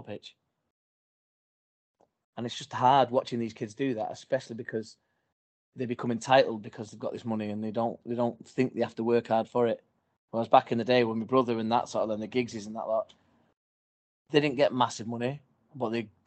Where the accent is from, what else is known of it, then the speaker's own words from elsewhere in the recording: Salford, North West England, United Kingdom; I'm a Salford lad, raised in Salford with my brother and my sister.